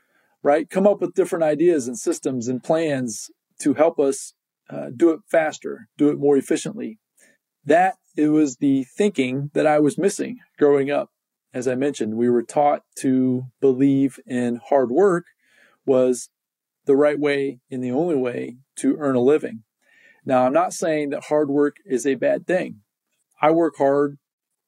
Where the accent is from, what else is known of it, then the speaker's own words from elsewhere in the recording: Indiana, United States; I can remember growing up in Indiana